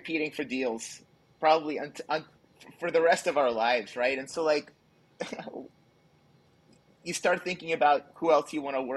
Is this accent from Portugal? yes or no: no; Kyiv, Ukraine; moved away; I actually grew up in the Soviet Union. I grew up in Ukraine. I was born in Kiev